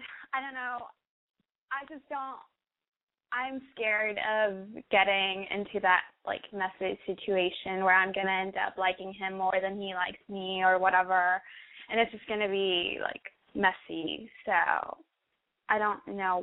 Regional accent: Austin, Texas, United States; I'm from Texas, and I'm 19

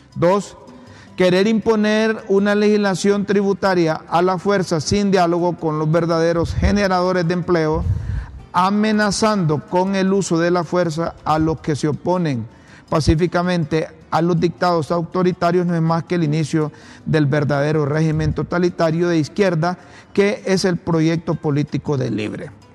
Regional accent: Honduras; como periodistas, como ciudadanos hondureños.

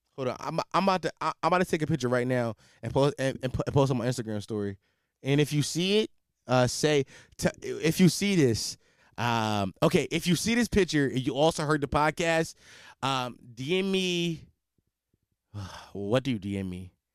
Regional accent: Philadelphia, Pennsylvania, United States; I'm from Philadelphia, Pennsylvania

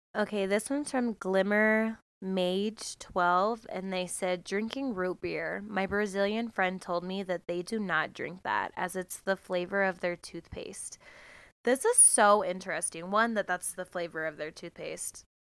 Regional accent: United States; I'm American

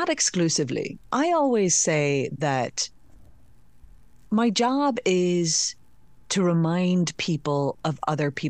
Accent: Northern Ireland, United Kingdom; accent: Northern Ireland; so now it takes quite an expert ear to pick out Northern Ireland.

